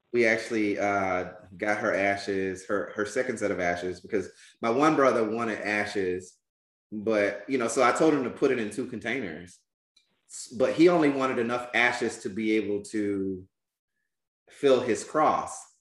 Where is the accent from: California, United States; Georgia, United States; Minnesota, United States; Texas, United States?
Georgia, United States; Albany; I'm from Albany, Georgia